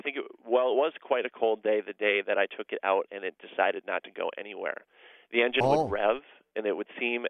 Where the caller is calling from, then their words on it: Minneapolis, Minnesota, United States; I'm calling you from Minneapolis, Minnesota.